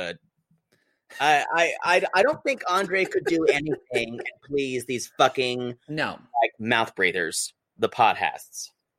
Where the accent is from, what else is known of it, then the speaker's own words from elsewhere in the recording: United States; As an American living abroad, you need McDonald's.